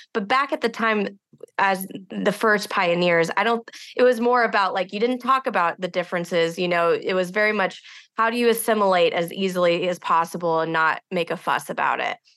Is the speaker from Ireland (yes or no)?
no; Houston, Texas, United States; I grew up outside of Houston in a community that was very close to the space program